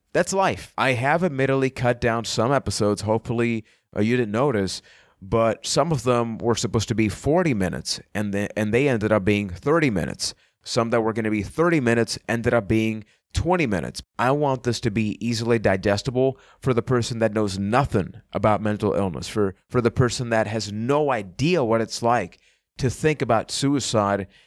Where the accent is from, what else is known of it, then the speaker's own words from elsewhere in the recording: San Juan, Puerto Rico; I am from San Juan, Puerto Rico